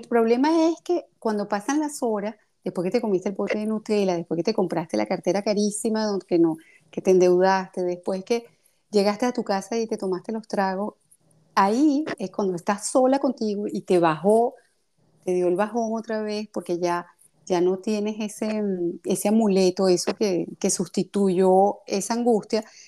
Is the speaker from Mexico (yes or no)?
no; Venezuela; also born or lived in Russia / Greece / France; now in Paris, France; yo salí de Venezuela hace 31 años ya